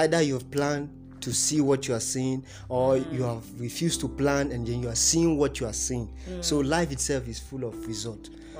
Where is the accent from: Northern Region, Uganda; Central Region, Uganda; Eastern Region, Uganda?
Central Region, Uganda; Masaka; Yes, I grew up in Masaka. And if you know Masaka very well, it's not... The society is full of moral decadence.